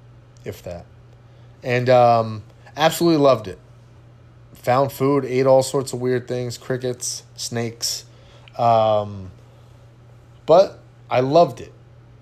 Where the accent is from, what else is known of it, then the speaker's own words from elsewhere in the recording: California, United States; now in Houston, United States; I live in Houston now. This place floods all the time. Do you think that I'm prepared? Absolutely. I came from Southern California where we were right next to a fault line.